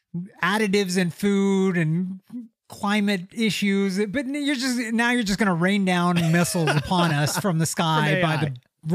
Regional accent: Lexington, Kentucky, United States; Shout out, because they're from Lexington, Kentucky

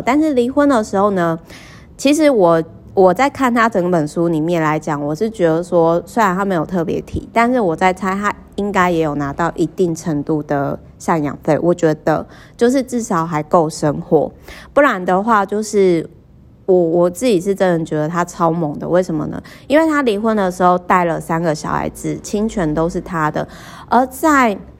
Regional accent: Kaohsiung, Taiwan; moved away; 我每次回高雄老家，因为我老家其实是在美术馆附近

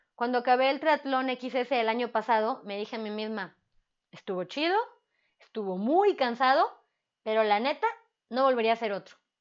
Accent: Mexico; como buena mexicana

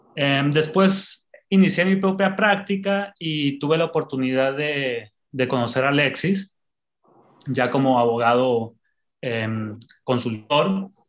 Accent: Mexico; Yo nací en el corazón agrícola de México

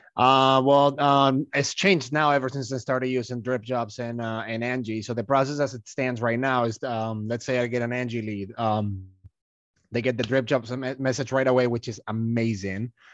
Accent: Malaga, Andalusia, Spain; moved away as an adult; I'm from Malaga

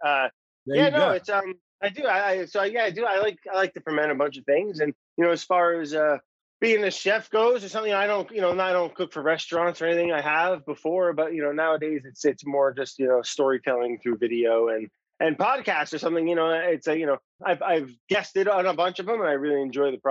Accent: New Jersey, United States; also born or lived in Warwick, New York / Brooklyn; I grew up in New Jersey and working in the city and stuff

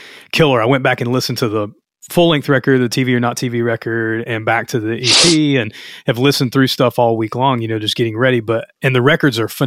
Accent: Louisiana, United States; I'm from Louisiana.

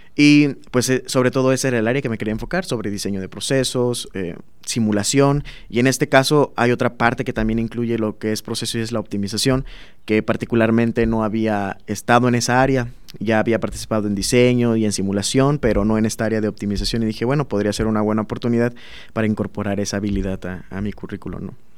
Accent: Minatitlán, Veracruz, Mexico; moved away as an adult; now in Celaya, Mexico; en el sur de Veracruz, que es donde yo soy, soy de Minatitlán

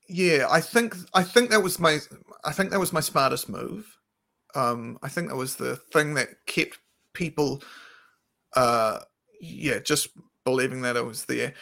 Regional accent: Christchurch, Canterbury, New Zealand; moved away; we're both from Christchurch originally.

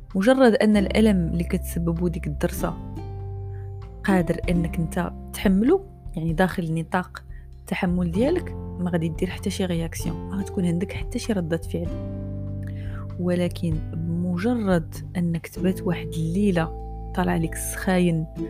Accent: Morocco; أنا مغربية

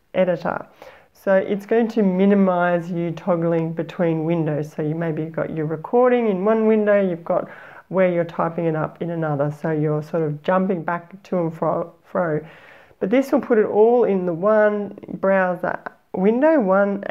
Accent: Australia; accent: Aussie; my Aussie accent

